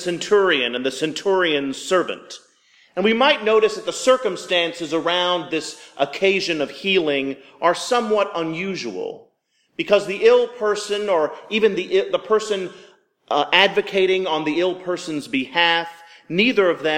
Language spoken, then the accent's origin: English; the South, United States; I was raised in the South